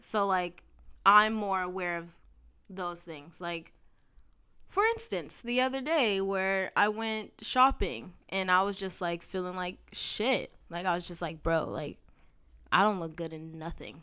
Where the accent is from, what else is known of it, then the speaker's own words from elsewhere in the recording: San Bernardino, California, United States; my hometown